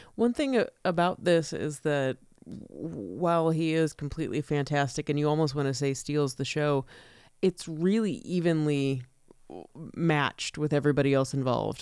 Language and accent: English; United States; I'm an American